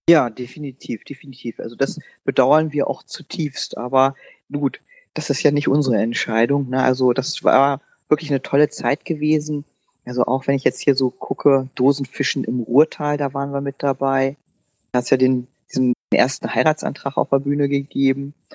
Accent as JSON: {"language": "German", "town": "Hanover", "region": "Lower Saxony", "country": "Germany", "said": "wir sind ja als Hannoveraner"}